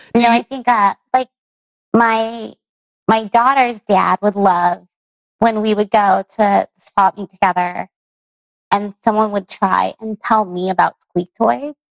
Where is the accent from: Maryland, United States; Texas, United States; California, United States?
California, United States; Long Beach; I grew up in Long Beach, California